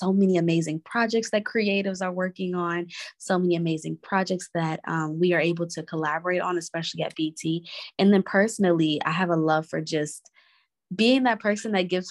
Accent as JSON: {"language": "English", "town": "New York City", "region": "New York", "country": "United States", "tie": "born or raised there", "also_born_or_lived": "Inglewood, California / South Carolina / Maryland", "said": "I was born in Inglewood, California. And I moved to New York when I was about 6 years old. So I lived in Brooklyn. And then after that, I have moved to just about every borough in New York City."}